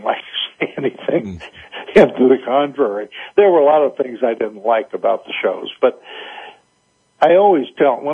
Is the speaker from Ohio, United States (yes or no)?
no; Chicago, Illinois, United States; moved away; also born or lived in South Carolina; I was born and raised in Chicago, so I'm not a native South Carolinian